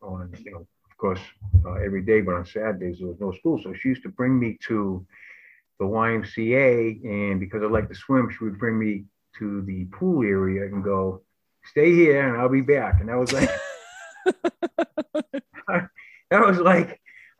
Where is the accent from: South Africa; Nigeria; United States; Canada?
United States; Lynn, Massachusetts; I grew up in Lynn, Massachusetts, and I grew up in the Highlands.